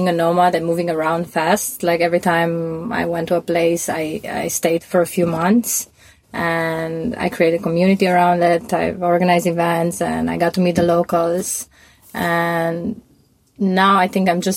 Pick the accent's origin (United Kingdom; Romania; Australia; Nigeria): Romania; moved away as an adult; also born or lived in New York / Mexico / Turkey / Berlin; now in Portugal; I'm from Romania. I grew up there. I grew up in a small village in Romania